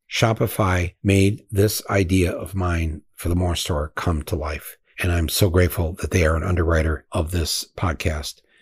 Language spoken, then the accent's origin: English; Michigan, United States; I'm from Michigan